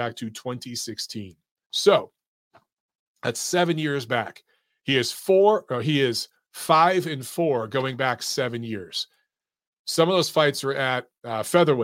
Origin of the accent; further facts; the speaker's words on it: Detroit, Michigan, United States; from Detroit, Michigan, my hometown